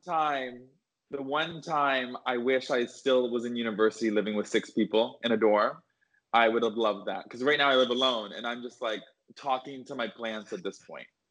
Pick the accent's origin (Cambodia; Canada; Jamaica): Canada; outside of Toronto, Ontario; moved away as an adult; also born or lived in London, Ontario / Boston; now in Los Angeles, United States; I grew up outside of Toronto and I went to Aurora High School